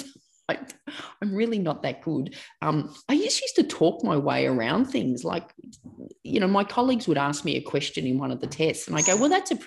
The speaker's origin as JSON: {"language": "English", "town": "Melbourne", "region": "Victoria", "country": "Australia", "tie": "born or raised there", "said": "I grew up in Melbourne, Australia, and still live and work in Melbourne, Australia."}